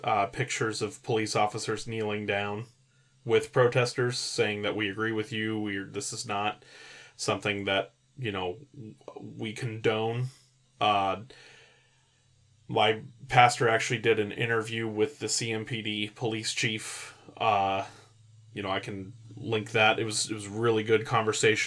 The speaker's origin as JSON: {"language": "English", "region": "California", "country": "United States", "tie": "born or raised there", "said": "I was raised in California"}